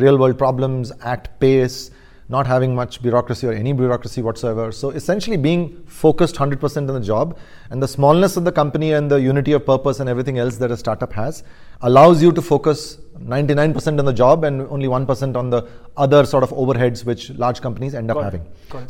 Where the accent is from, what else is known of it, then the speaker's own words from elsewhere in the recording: India; So I was India boy. I was basically all over